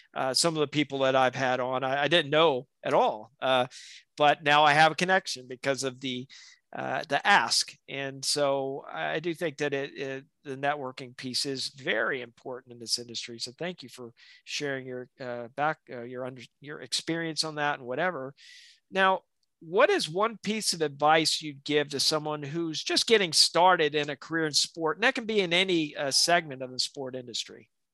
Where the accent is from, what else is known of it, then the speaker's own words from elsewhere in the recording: South Alabama, United States; growing up in South Alabama